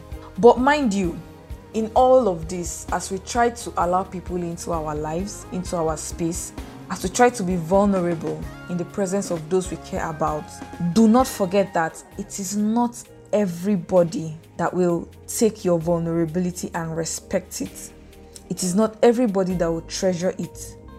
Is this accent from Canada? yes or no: no; Bauchi, Nigeria; English is a second language; This is because whenever I say I am from Bauchi, people will be like, okay, where is that? I have never heard of that place before.